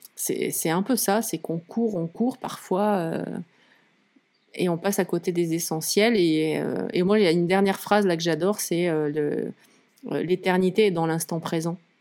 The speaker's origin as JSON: {"language": "French", "area": "Lozère", "region": "Occitania", "country": "France", "tie": "born or raised there", "also_born_or_lived": "Nîmes / mountains (ski resort)", "moved": "yes", "said": "je, suis née à Nîmes dans le sud. J'ai grandi euh, en Lozère."}